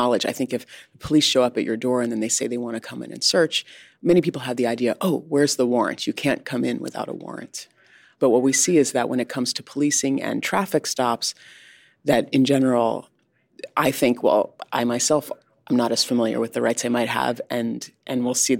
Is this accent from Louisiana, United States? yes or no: no; Connecticut, United States; moved away; But I grew up in Connecticut, so I say Kajavi.